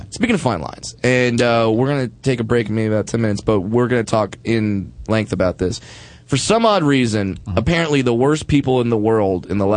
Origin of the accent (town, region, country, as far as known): Midwest, United States; moved away